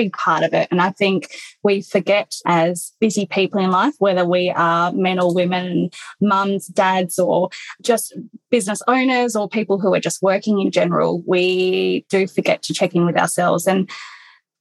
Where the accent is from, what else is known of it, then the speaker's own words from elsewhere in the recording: Perth, Western Australia, Australia; also born or lived in London; I was raised in Perth